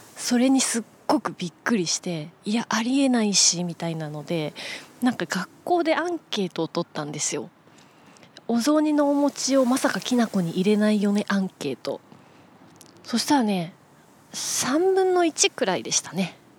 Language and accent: Japanese; Kansai, Nara, Japan; moved away; 私はあの出身が関西ですので奈良県の方に帰ってましてね